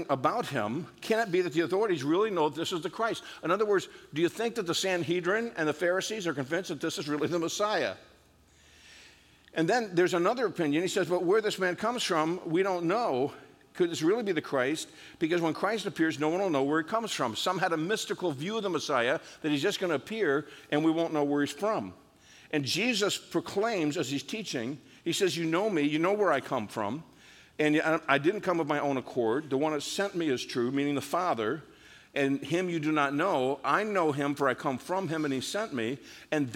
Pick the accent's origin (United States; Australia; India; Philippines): United States; upstate New York; also born or lived in South Norwalk, Connecticut; I was raised in upstate New York